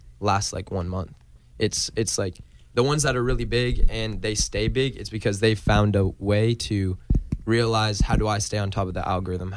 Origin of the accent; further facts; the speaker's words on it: Toronto, Ontario, Canada; I'm from Toronto.